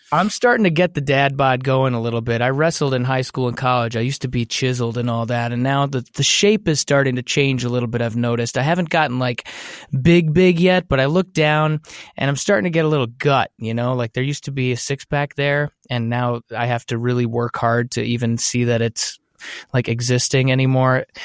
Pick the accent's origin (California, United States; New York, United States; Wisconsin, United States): Wisconsin, United States; Brookfield; moved away; I grew up in Brookfield. It's a suburb of Milwaukee